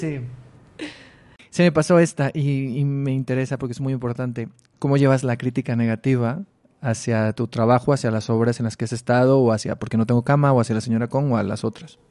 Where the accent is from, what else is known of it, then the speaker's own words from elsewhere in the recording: Mexicali, Baja California, Mexico; moved away; yo soy de Mexicali.